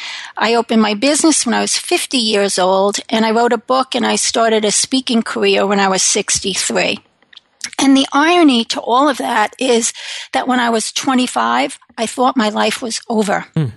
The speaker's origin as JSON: {"language": "English", "region": "New York", "country": "United States", "lives_now": "Connecticut, United States", "said": "So I live in Connecticut with my husband. I am originally from New York."}